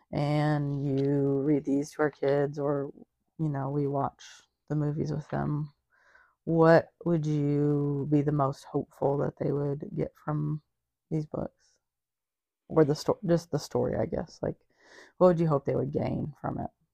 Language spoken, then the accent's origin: English; Wisconsin, United States; I'm from Wisconsin